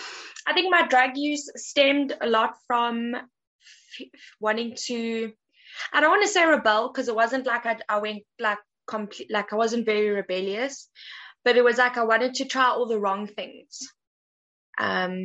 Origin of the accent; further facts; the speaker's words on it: South Africa; now in United Kingdom; I grew up in a small town in South Africa.